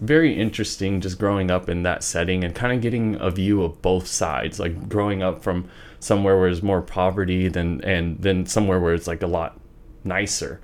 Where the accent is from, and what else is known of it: Wichita, Kansas, United States; born or raised there; also born or lived in Garden City, Kansas